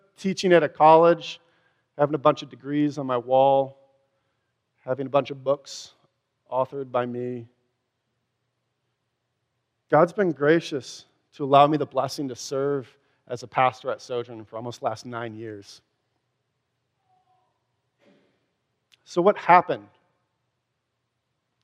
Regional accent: Wisconsin, United States; accent: Wisconsin; Door in Wisconsin, if you can tell from my accent

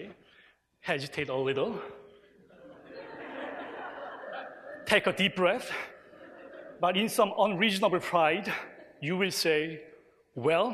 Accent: South Korea; Korea, my home country

